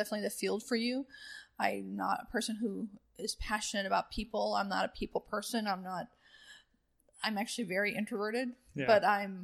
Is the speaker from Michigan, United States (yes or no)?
no; San Diego, California, United States; moved away as an adult; now in Texas, United States; I come from San Diego originally